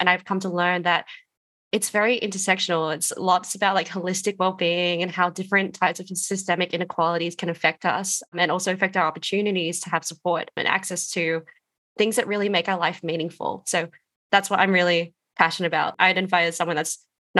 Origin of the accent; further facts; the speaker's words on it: Wadjuk Noongar land, Western Australia, Australia; moved away; I'm calling in from Solomon Warrandry land today, but I'm originally from the land of the Wadjuk Noongar people over in WA